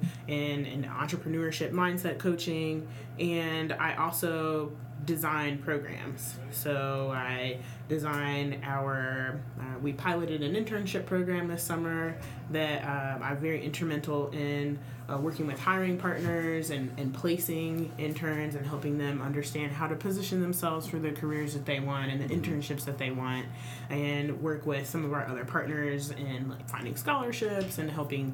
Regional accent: Dallas, Texas, United States; also born or lived in Cincinnati; now in Memphis, United States; I am originally from Dallas, and then I moved to Cincinnati. So I was in Cincinnati for about 6 years, and I moved to Memphis from Cincinnati

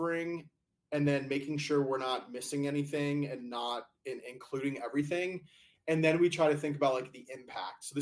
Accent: United States

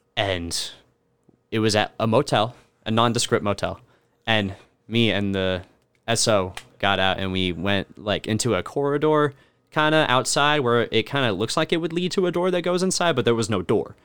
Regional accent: Alabama, United States; now in Kentucky, United States; I've always lived, like, in the city, despite the fact that I'm from Alabama

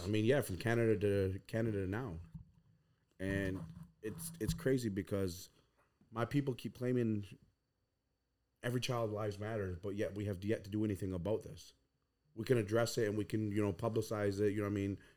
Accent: Sanborn, New York, United States; growing up on, uh, Tuscarora territory on Sanborn, New York

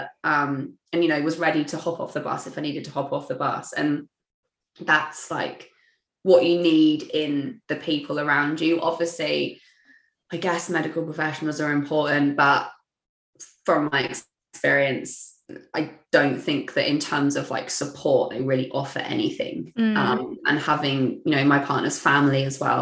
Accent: England, United Kingdom; moved away as an adult; now in Melbourne, Australia; I'm originally from England

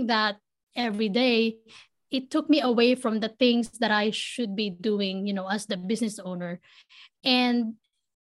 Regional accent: Philippines; moved away; I was born and raised in the Philippines. I grew up in the city

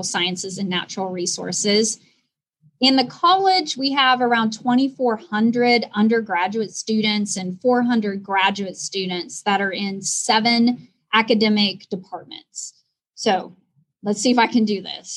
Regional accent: Kansas, United States; I grew up in a very small town in Kansas.

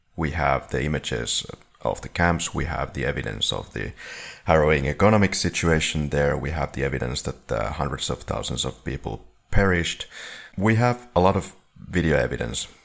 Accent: Finland; we're from Finland

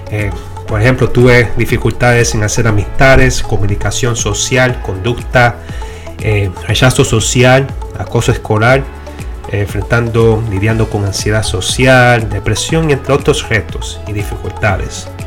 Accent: Puerto Rico; now in Florida, United States; que nací y fui criada en Puerto Rico y hoy en día resido en la Florida, en los Estados Unidos.

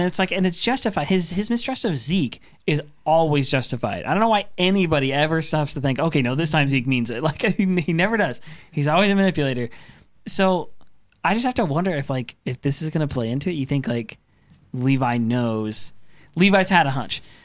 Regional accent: Oregon, United States; Grew up in Oregon

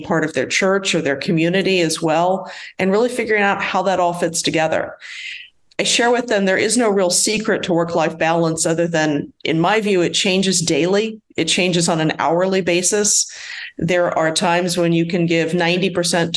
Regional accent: Washington, D.C., Mid-Atlantic, United States; now in Atlanta, United States; I'm originally from the Mid-Atlantic area of the United States, Washington, D.C. metro area

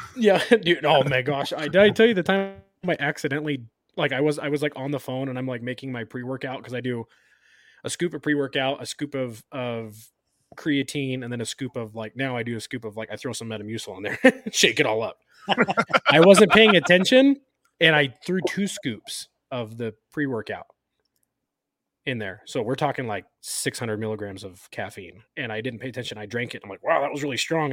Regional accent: Sacramento, California, United States; I had a family doctor growing up in Sacramento where I grew up

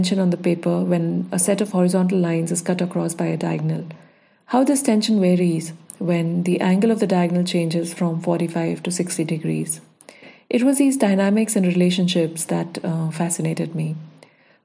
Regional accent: Dehradun, Uttarakhand, India; also born or lived in Chandigarh / Baroda; now in Bangalore, India; I grew up in Dehradun watching my dad work with verticals and horizontals on a drafting table

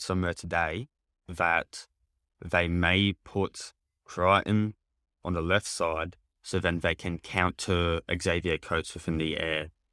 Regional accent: Queensland, Australia; being a Queenslander

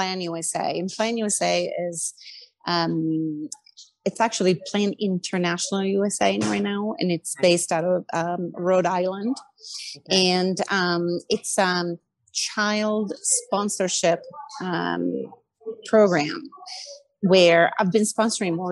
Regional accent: Milan, Lombardy, Italy; moved away; I'm originally I'm originally from Milan, Italy

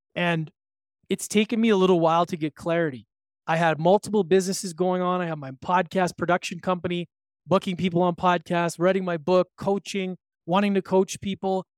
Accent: Edmonton, Alberta, Canada; moved away; visiting with my mom in my hometown of Edmonton, Alberta

